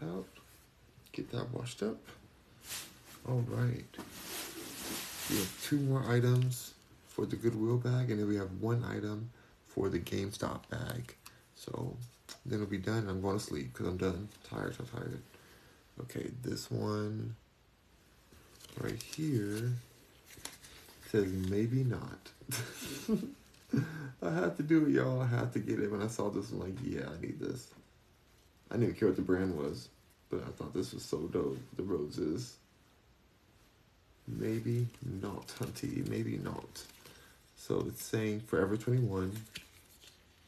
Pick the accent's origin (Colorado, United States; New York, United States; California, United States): California, United States; Los Angeles; now in Houston, United States; I'm in Houston, Texas now, but I'm from Los Angeles, California. Hollywood.